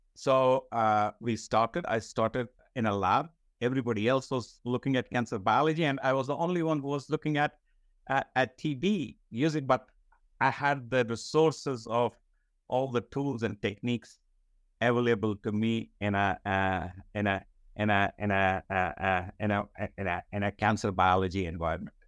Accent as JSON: {"language": "English", "town": "Srinagar", "region": "Jammu and Kashmir", "country": "India", "tie": "born or raised there", "moved": "as an adult", "said": "I was born in Srinagar. I did my entire schooling in Srinagar, which is part of Jammu and Kashmir."}